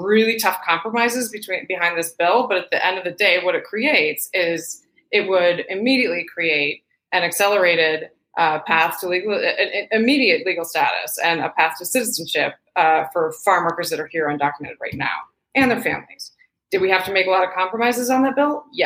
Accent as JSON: {"language": "English", "region": "Michigan", "country": "United States", "tie": "born or raised there", "also_born_or_lived": "Pacific Northwest", "moved": "yes", "lives_now": "California, United States", "said": "I grew up in Michigan."}